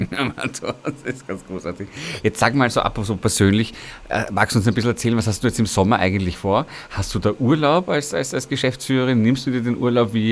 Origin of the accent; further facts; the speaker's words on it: Vienna, Austria; nicht nur als Ehrenamtlicher der Aidshilfe Wien, sondern als Wiener